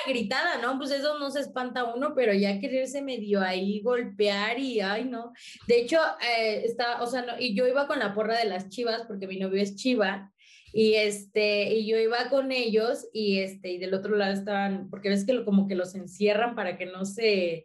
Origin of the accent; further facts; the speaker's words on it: apparently in Mexico City, Mexico; yo soy del barrio, yo soy nativa del barrio, yo crecí en el barrio